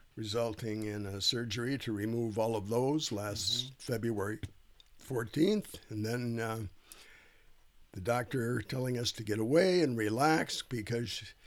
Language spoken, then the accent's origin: English; Duluth, Minnesota, United States; my family has been in northern Minnesota all of my life. I was born in Duluth